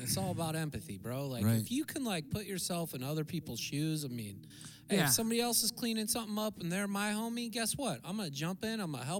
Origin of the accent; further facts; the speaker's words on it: Santa Cruz, California, United States; Santa Cruz, man.